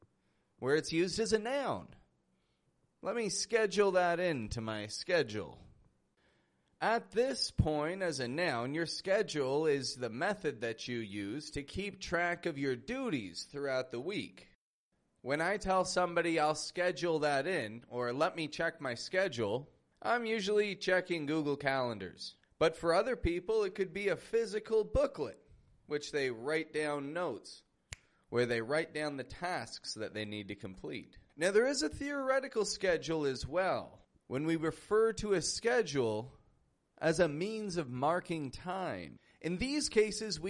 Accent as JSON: {"language": "English", "town": "Toronto", "region": "Ontario", "country": "Canada", "said": "I'm from Toronto, that's in Canada."}